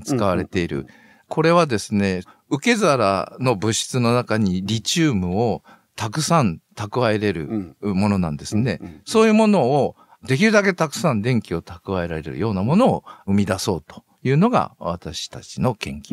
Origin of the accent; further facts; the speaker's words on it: Nagaoka, Niigata, Japan; moved away as an adult; also born or lived in Toyama, Toyama / Shizuoka / Osaka; now in Tottori, Japan; 私の出身の長岡高校